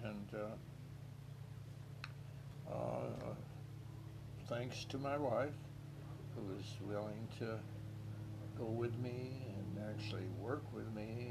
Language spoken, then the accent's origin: English; Spokane, Washington, United States; moved away as an adult; also born or lived in Lincoln, Nebraska; I grew up in Spokane, and then after graduating from college and marrying, the wife and I went down to Lincoln